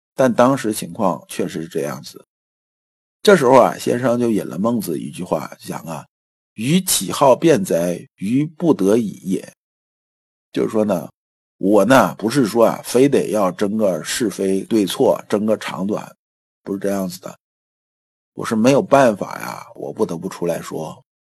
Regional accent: China; 我们中国人的文化一直讲，一阴一阳之为道

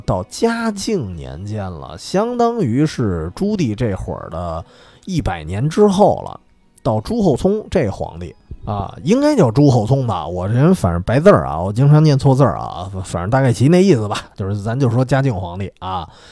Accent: Beijing, China; 因为我从小在那附近长大的，然后因为姥姥家就住日坛旁边儿

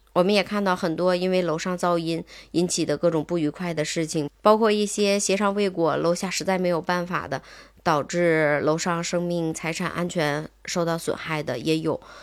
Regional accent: Tangshan, Hebei, China; 至少在我们唐山这边儿是

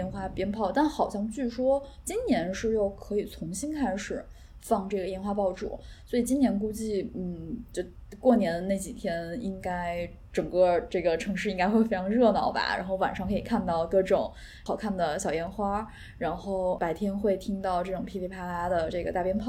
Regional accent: Xi'an, Shaanxi, China; 我是西安人，

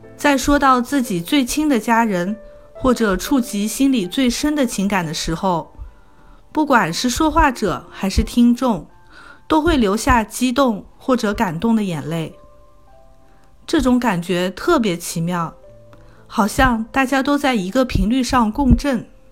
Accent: Wuxi, Jiangsu, China; moved away as an adult; now in Toronto, Canada; 我来自江苏无锡，十年前来到加拿大多伦多，从事食品零售管理

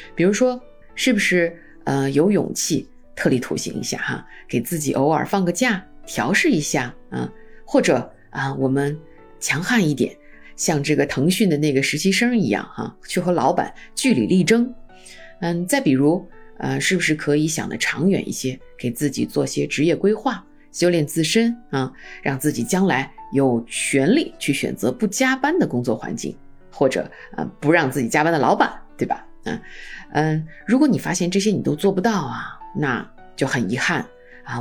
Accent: China; 我们中国人集体主义文化

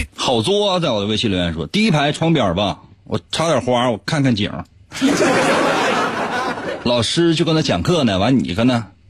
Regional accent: Liaoning, China; 今天咱说一个咱辽宁的老乡

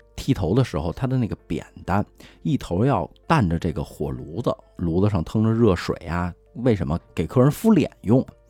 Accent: Beijing, China; 从小在四合院长大

